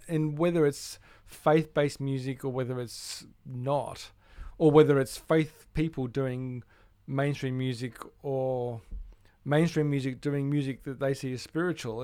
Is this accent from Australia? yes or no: yes; Melbourne, Victoria, Australia; I grew up in Melbourne